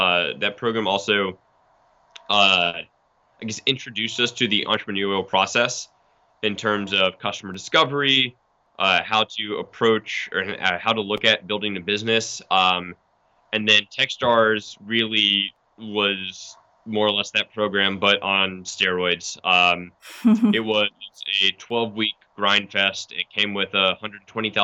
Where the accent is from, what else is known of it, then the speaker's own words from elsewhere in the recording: Atlanta, Georgia, United States; We grew up in Atlanta suburbs